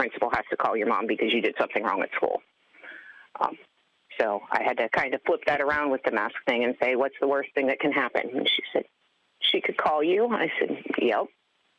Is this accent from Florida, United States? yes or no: yes; Palm Beach County, Florida, United States; I was born here in Palm Beach County and have lived here all of my life